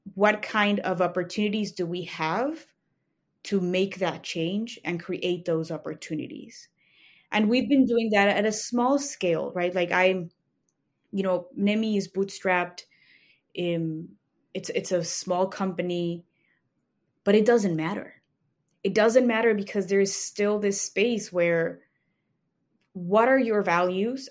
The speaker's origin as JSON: {"language": "English", "region": "Mexico City", "country": "Mexico", "tie": "born or raised there", "moved": "as an adult", "lives_now": "Chicago, United States", "said": "I grew up in Mexico City. That's where my family is, and I moved to Chicago for law school."}